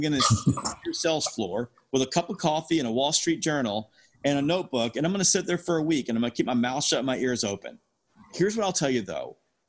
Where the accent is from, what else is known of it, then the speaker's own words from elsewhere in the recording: the South, United States; I'm from the South.